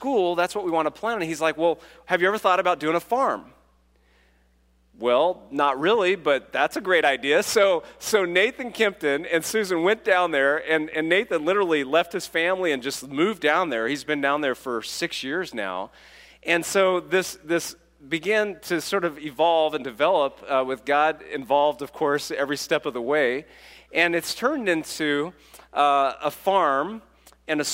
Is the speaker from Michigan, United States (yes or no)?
no; California, United States; I'm from California